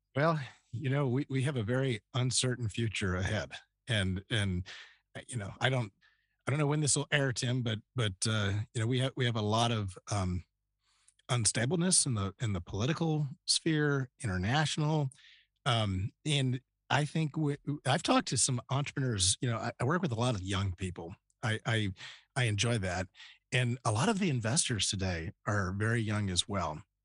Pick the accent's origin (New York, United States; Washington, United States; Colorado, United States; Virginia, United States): Virginia, United States; Northern; moved away as an adult; also born or lived in Youngstown, Ohio / Columbus, Ohio / Philadelphia suburbs / Indiana; now in Austin, United States; Northern Virginia was where I grew up from first grade on.